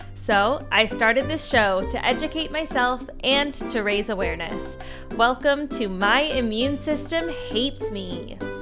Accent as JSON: {"language": "English", "region": "West Coast", "country": "Canada", "said": "I'm also from Canada, from the West Coast"}